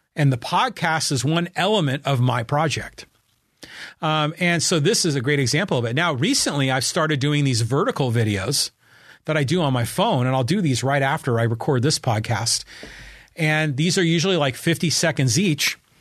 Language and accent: English; Bay Area, California, United States; now in Poway, United States; I grew up in the Bay Area